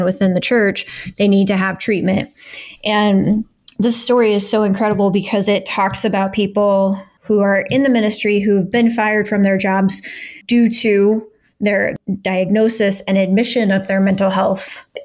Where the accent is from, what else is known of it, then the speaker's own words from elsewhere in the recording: Midwest, United States; I grew up in the Midwest in Assemblies of God, kind of Pentecostal church